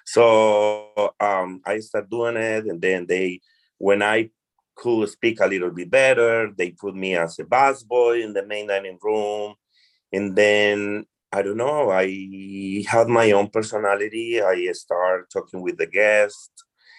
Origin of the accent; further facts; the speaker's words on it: Colombia; first language Spanish; English is a second language; moved away as an adult; also born or lived in New Jersey; now in New York City, United States; I'm originally from Colombia. Okay. My first language is Spanish. I moved to United States for circumstances in life.